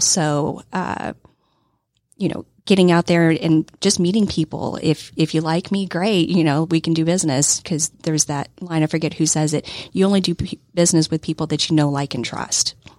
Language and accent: English; Texas, United States; I grew up poor kid in Texas